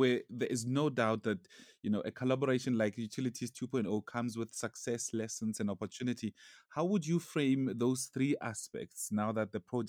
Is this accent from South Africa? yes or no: yes; South Africa; as a South African here